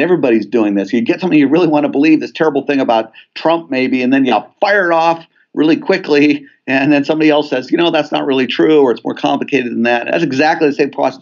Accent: Southern California, United States; I grew up in Southern California

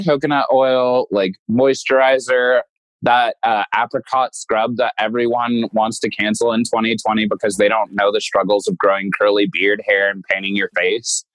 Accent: Denver, Colorado, United States; my hometown

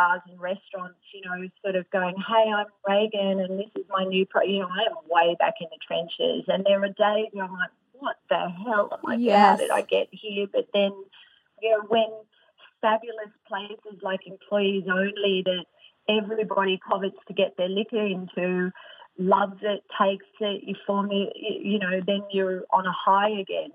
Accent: Australia; I'm Australian

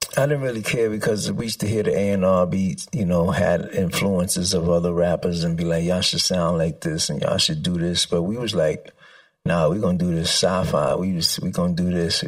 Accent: New York City, New York, United States; I grew up in the Bronx

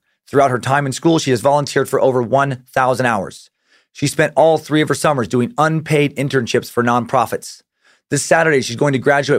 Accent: Georgia, United States; I was born and raised in Georgia. I still live here to this day.

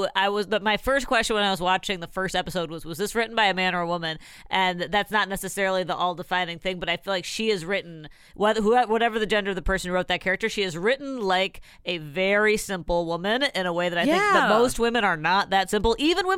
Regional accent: Dubuque, Iowa, United States; my hometown, Dubuque, Iowa.

